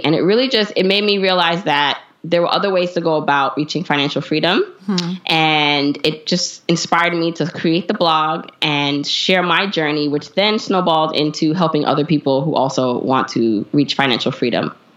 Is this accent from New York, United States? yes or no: yes; New York City, New York, United States; also born or lived in Jamaica; I was raised by a single mom in Brooklyn